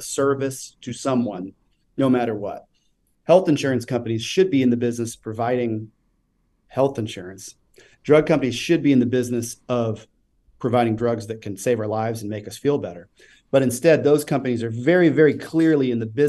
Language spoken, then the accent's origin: English; Kansas City, Missouri, United States; also born or lived in Tennessee; Growing up in Kansas City, and living in Tennessee for a period of time